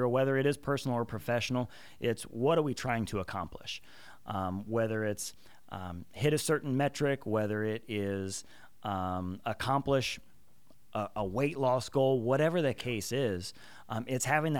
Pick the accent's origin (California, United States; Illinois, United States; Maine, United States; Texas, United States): Illinois, United States; Chicago; I'm actually from the Chicagoland area and grew up in a blue-collar household